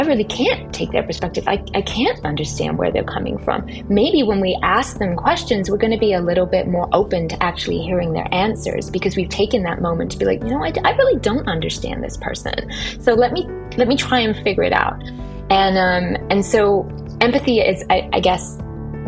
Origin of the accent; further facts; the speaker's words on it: England, United Kingdom; moved away as an adult; now in United States; So I was born in England and I lived there until I was 24 when I moved to America for my graduate school education.